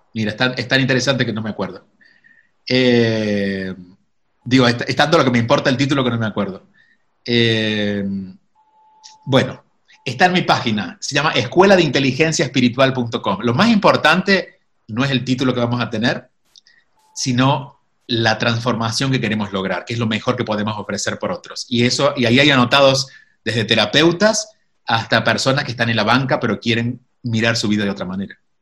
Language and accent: Spanish; Córdoba, Argentina; moved away; also born or lived in Miami, United States / New York, United States; nunca viví en Buenos Aires, soy de Córdoba